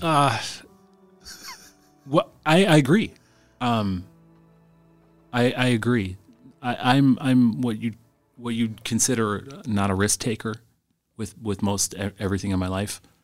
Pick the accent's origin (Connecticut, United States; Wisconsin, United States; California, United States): Wisconsin, United States; Green Bay; I, I grew up in Green Bay in, uh, in the nineties